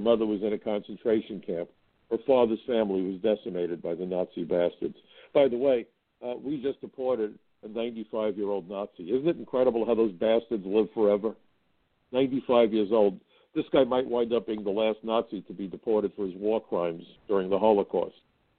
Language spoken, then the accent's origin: English; New York City, New York, United States; I remember growing up in Brooklyn, many of my parents' friends were refugees.